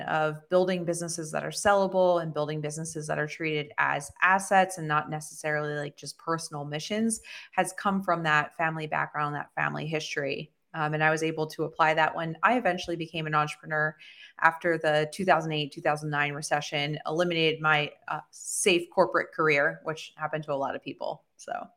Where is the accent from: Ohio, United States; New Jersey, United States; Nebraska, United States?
New Jersey, United States; Southern; I actually was born and raised in Southern New Jersey